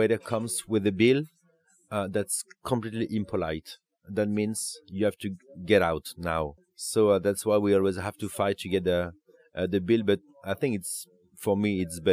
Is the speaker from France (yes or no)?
yes; Bordeaux, Nouvelle-Aquitaine, France; now in Paris, France; I'm from Bordeaux